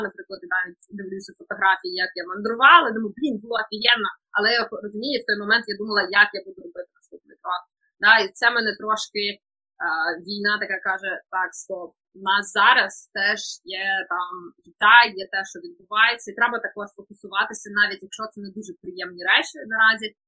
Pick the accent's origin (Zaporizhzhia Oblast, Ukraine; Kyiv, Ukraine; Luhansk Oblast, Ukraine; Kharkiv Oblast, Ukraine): Kharkiv Oblast, Ukraine; Kharkiv; я взагалі з Харкова